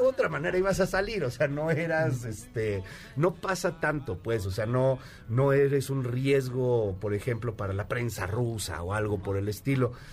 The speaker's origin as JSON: {"language": "Spanish", "region": "Querétaro", "country": "Mexico", "tie": "born or raised there", "moved": "yes", "lives_now": "Mexico City, Mexico", "said": "vivía en Querétaro, aunque nací en México, viví en Querétaro mucho tiempo"}